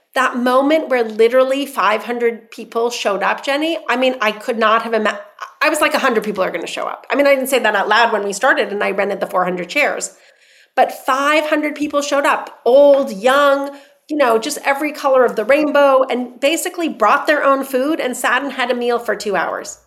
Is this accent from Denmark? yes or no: no; Iran; now in New York City, United States; So I grew up in Iran where we grew up with soccer and then came to the states where there was no soccer.